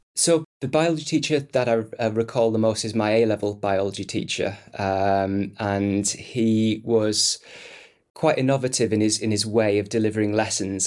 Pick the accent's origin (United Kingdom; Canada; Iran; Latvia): United Kingdom; Stockton-on-Tees, North East England; comprehensive school in the northeast of England in my, my hometown of Stockton-on-Tees.